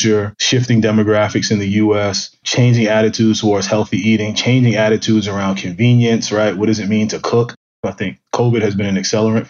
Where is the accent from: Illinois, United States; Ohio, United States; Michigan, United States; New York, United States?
New York, United States; New York City; I grew up in Brooklyn, in downtown Brooklyn, in really a Black and Latino melting pot